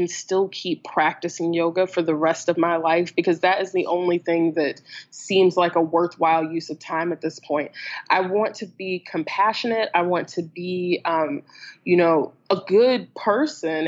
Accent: the American South, United States; I grew up in the American South. I am black and queer living in North Carolina

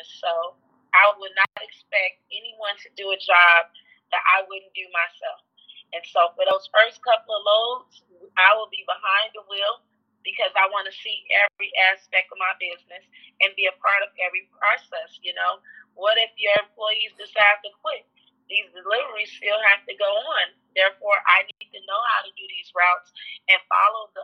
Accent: Chicago, Illinois, United States; Born and raised in Englewood.

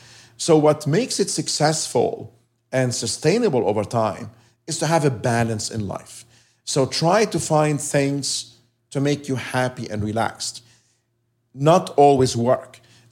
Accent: Lebanon; now in United States; I love living here. I love being American. Mm-hmm. I'm still Lebanese. Yeah. I go back to Lebanon to see my family.

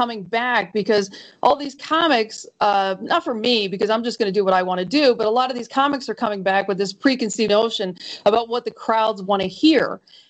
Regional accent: Philadelphia, Pennsylvania, United States; And I'm from Philadelphia, by the way, so I should have been insulted by the whole thing.

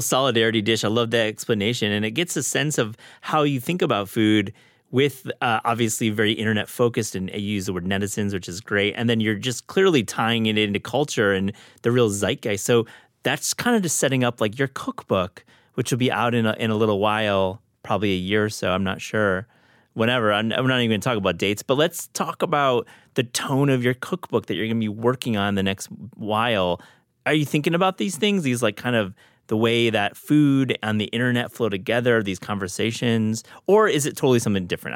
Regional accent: Kalamazoo, Michigan, United States; I grew up in Kalamazoo.

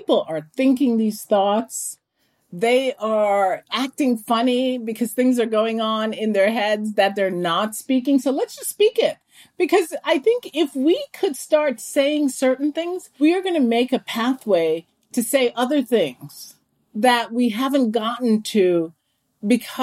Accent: Jamaica; now in United States; I was born in Jamaica.

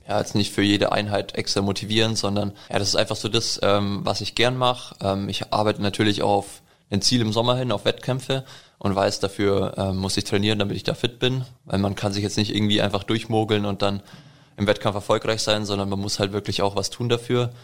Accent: Allgäu, Bavaria, Germany; now in Nuremberg, Germany; ich komme aus dem Allgäu. Also aus dem Allgäu. Bin vor ein paar Jahren hergezogen wegen dem Sport.

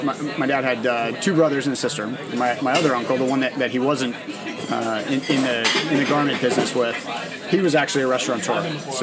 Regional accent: New Rochelle, New York, United States; moved away; I grew up in New Rochelle

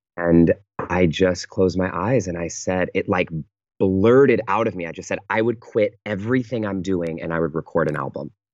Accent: Pittsburg, California, United States; moved away; I fly home to the Bay Area, to my hometown, um, called Pittsburgh, California.

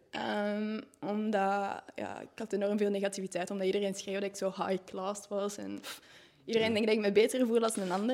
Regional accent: Tervuren, Flanders, Belgium; moved away as an adult; now in Vilvoorde, Belgium; ik ben afkomstig van Tervuren en dat is daar enorm rustig

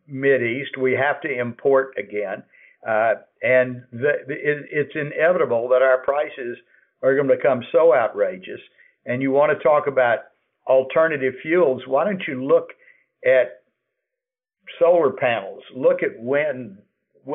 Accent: United States; as an American

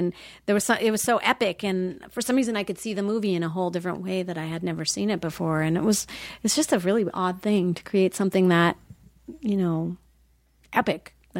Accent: Minnesota, United States; I came from Minnesota.

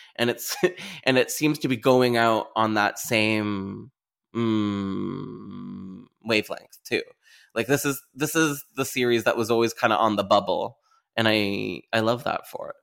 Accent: Canada; as a Canadian

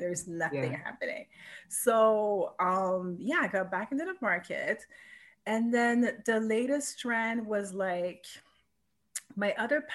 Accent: Montreal, Quebec, Canada; moved away as an adult; also born or lived in Vancouver; I was born and raised in Montreal

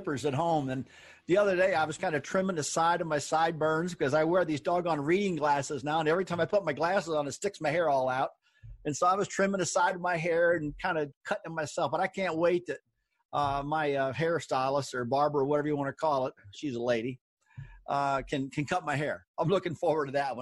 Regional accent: St. Louis, Missouri, United States; now in North Carolina, United States; I grew up in St. Louis.

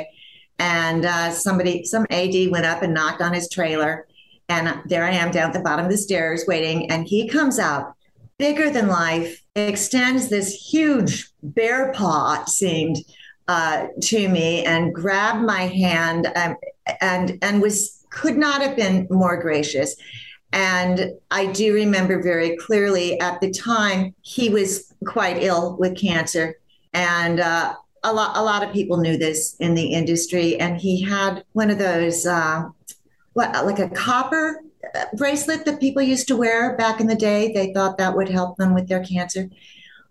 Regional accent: Los Angeles, California, United States; when I come home from Cedars, where I was born, I went home to my grandmother's house

